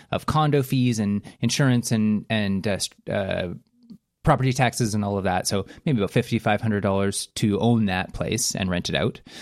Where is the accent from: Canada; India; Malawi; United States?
Canada; a Canadian that lives very close to the border